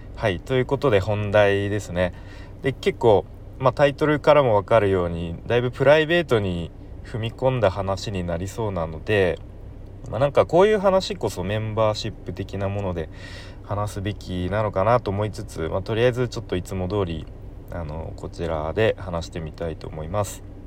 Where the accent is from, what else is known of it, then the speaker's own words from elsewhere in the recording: Kanto, Japan; 関東出身の僕